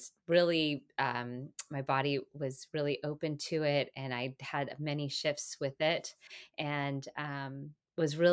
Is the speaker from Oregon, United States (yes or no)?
yes; Portland, Oregon, United States; moved away as an adult; also born or lived in Santa Barbara, California; I am originally from Portland, Oregon